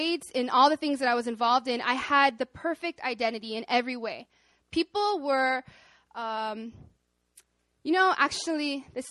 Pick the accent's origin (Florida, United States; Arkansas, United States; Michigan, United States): Arkansas, United States; moved away as an adult; now in South Korea; I'm from Arkansas